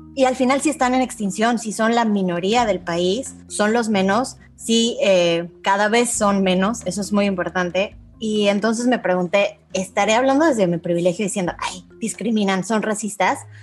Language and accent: Spanish; Mexico; now in United Arab Emirates; vengo de México